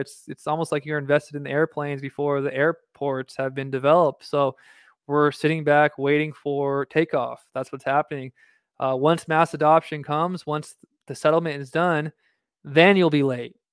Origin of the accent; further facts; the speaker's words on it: Southern California, United States; moved away; I'm originally from Southern California